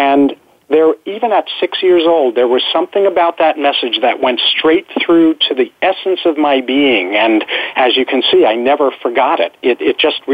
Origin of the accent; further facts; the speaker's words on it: New York, United States; moved away as an adult; now in San Diego, United States; I was born and raised in New York, although I've lived in San Diego since 1975